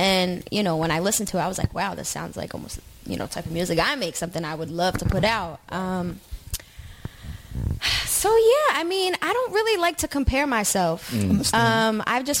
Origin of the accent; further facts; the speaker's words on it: New Jersey, United States; I'm like, no, I'm from South Jersey.